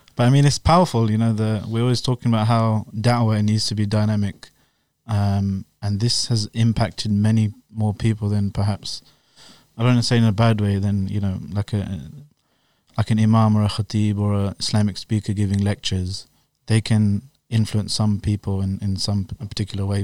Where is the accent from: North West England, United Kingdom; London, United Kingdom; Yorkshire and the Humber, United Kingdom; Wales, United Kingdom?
London, United Kingdom; now in Slough, United Kingdom; I was born and raised in West London.